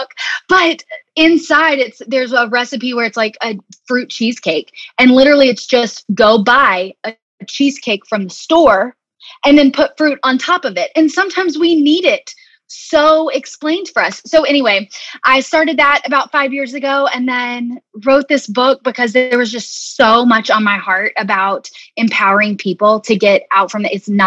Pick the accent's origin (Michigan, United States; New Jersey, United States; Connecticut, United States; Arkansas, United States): Arkansas, United States; moved away as an adult; also born or lived in Birmingham; growing up in Arkansas, we're kind of in, you know, really in the South